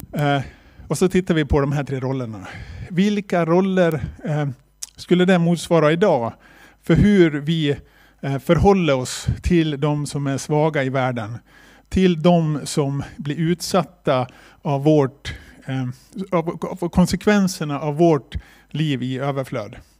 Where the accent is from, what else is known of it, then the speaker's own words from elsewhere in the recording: Borlänge, Dalarna County, Sweden; also born or lived in China; vi kommer från Bålänge och är med i Korskyrkan i Bålänge